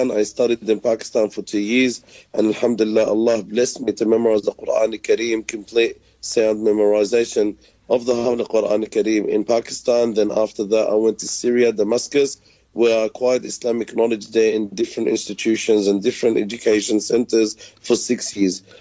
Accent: Sydney, New South Wales, Australia; I was born and raised here in Sydney, Australia. My parents come from an Arab Palestinian background who migrated to Sydney in the late 60s. I went to local schools here

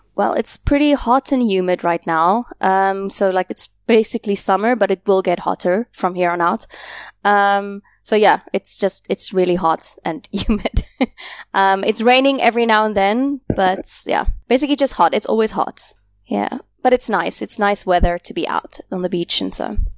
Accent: South Africa; moved away as an adult; also born or lived in South Korea; now in Da Nang, Vietnam; I came to Vietnam from South Africa.

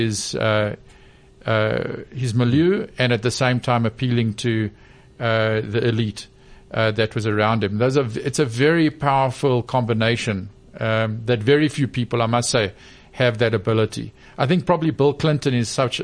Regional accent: South Africa; I was born 1962 in South Africa and, you know, into a deeply unequal society

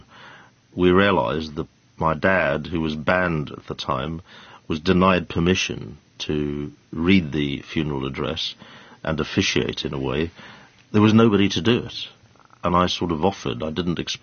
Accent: South Africa; born or raised there; now in United Kingdom

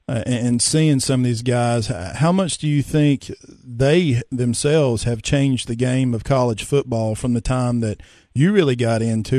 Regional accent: Upper East Tennessee, United States; I'm originally from Upper East Tennessee

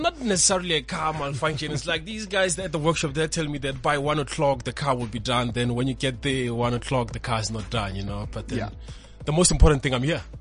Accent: Pretoria, Gauteng, South Africa; also born or lived in Limpopo; I was born in a rural village in Limpopo, even though I grew up in Pretoria in Mamelodi

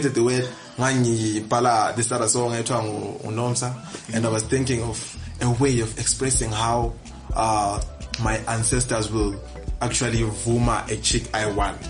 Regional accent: Gwanda, Matabeleland South, Zimbabwe; Me, I come from Gwanda, Lesotho.

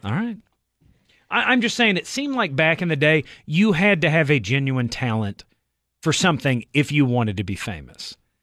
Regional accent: Southeast, United States; I grew up in the Southeast

